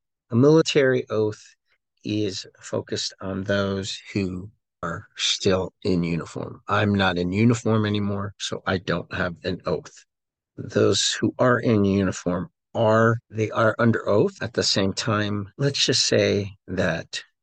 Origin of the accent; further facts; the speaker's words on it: United States; we as American veterans